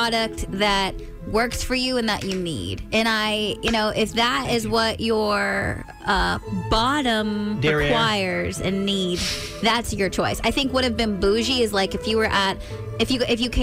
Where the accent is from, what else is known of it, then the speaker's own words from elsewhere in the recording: California, United States; now in Maryland, United States; I'm from California.